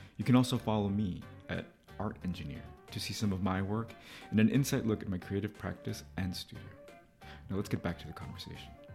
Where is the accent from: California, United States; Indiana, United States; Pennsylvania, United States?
California, United States; Los Angeles; moved away; to go to L A, to my hometown, as an adult